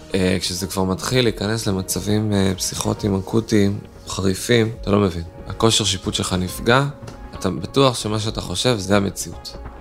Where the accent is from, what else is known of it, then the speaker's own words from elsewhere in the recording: Netanya, Central District, Israel; אני מנתניה